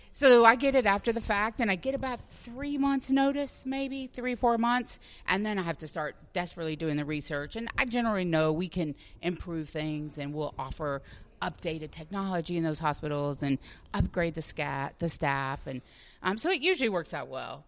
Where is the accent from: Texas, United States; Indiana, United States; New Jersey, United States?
Texas, United States; Dallas; also born or lived in Chicago; now in Orlando, United States; I am from Dallas originally